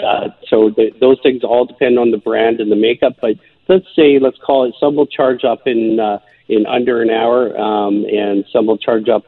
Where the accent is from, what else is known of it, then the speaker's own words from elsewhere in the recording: Vancouver Island, British Columbia, Canada; I'm from Vancouver Island